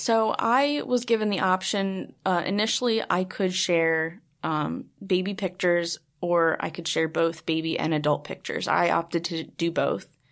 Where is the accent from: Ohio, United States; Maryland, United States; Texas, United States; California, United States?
Maryland, United States; Baltimore; I'm from Baltimore